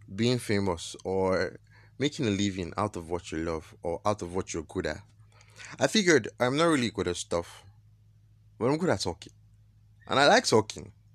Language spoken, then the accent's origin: English; Nigeria; I am Nigerian